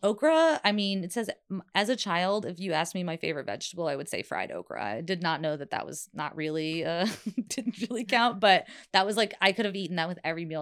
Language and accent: English; South Carolina, United States; moved away; also born or lived in New Jersey; I grew up in the South